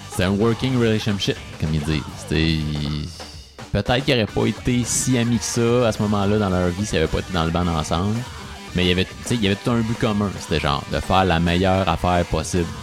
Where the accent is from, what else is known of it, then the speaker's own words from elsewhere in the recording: Quebec, Canada; nous en tant que Québécois